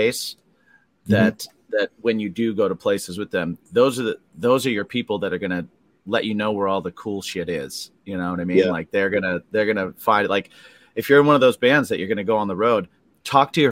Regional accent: West Lafayette, Indiana, United States; I grew up in the Midwest. I grew up in like West Lafayette, Indiana.

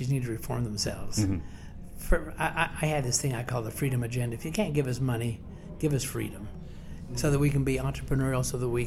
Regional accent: West Virginia, United States; the Appalachian family, of which we are, we are fiercely Appalachian in, in West Virginia

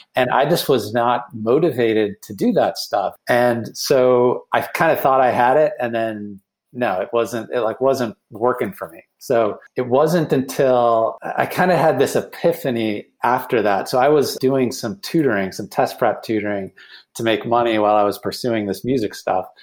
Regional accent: Cleveland, Ohio, United States; moved away as an adult; also born or lived in Boston; moved back to my hometown of Cleveland

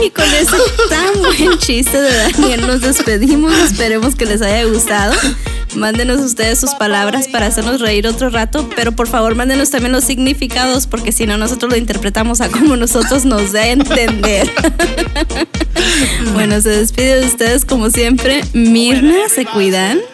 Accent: Chihuahua, Mexico; moved away; los pueblos de, mi tierra. Temichi, cuchillo parado, bachamuchi

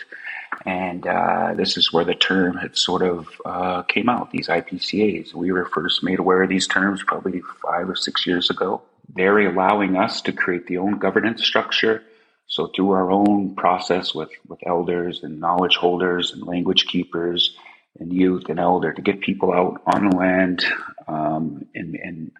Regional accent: Tobique First Nation, New Brunswick, Canada; I am from Tobik Nikutkuk First Nation

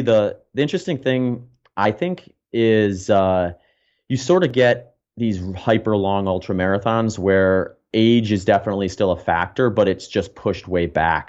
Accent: Wisconsin, United States; moved away as an adult; also born or lived in Phoenix; now in Austin, United States; I grew up in the Midwest. I spent a couple decades in, in Wisconsin

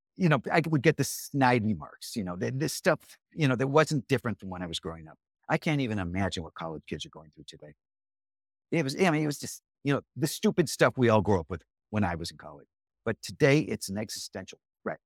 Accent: Chicago, Illinois, United States; I'm from Chicago

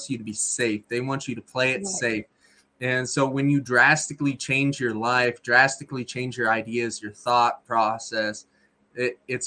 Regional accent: Texas, United States; moved away; I'm from Texas originally

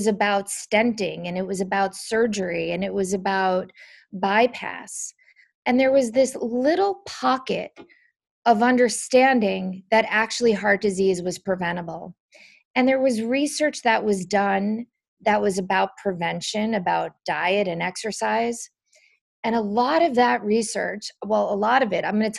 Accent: New Jersey, United States; I grew up in New Jersey

